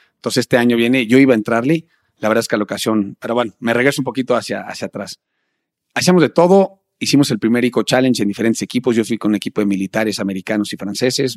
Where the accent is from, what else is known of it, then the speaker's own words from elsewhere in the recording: Mexico; como todo mexicano